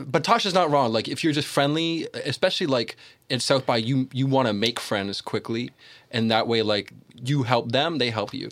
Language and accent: English; Toronto, Ontario, Canada